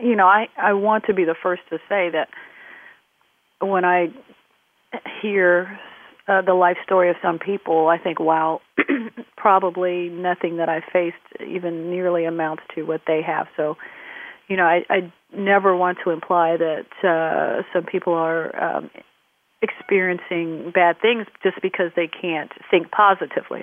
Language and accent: English; Midwest, United States; growing up in the Midwest in the uh, 1970s with parents who had immigrated from the Caribbean